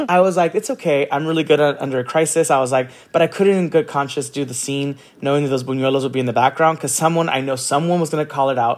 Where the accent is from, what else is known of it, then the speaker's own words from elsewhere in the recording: San Gabriel, California, United States; also born or lived in Orange County, California; I grew up in Orange County and then in San Gabriel